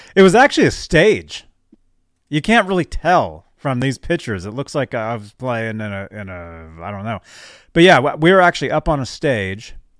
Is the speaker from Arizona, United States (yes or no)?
yes; Phoenix, Arizona, United States; moved away; also born or lived in Nebraska; that's my hometown. That's where I was born